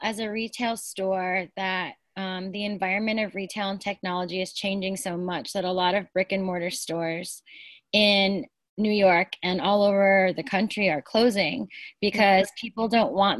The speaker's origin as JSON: {"language": "English", "country": "Philippines", "tie": "born or raised there", "moved": "yes", "lives_now": "Brooklyn, United States", "said": "I was born in the Philippines, but I'm actually right now located in Brooklyn."}